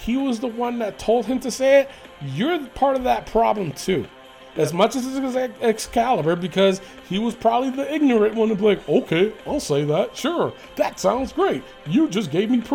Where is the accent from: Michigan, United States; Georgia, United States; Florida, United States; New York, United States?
New York, United States; New York City; I grew up in the Bronx.